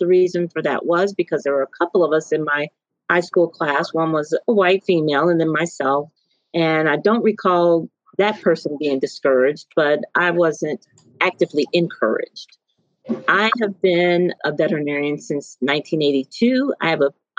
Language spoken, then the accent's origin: English; Tennessee, United States; moved away as an adult; also born or lived in Alabama; now in Iowa, United States; I'm originally from Tennessee.